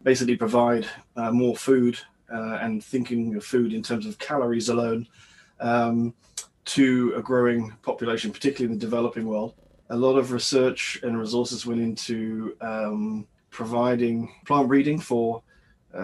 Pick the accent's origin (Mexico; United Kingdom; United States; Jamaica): United Kingdom; moved away as an adult; also born or lived in Indonesia / West Africa; now in Canada; I'm British